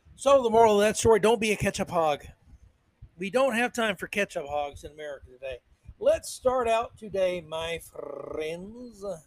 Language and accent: English; United States; I'm an American